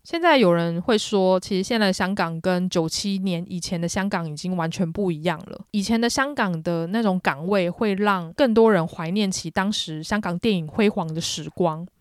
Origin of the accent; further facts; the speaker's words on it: Taiwan; 我作为一个台湾人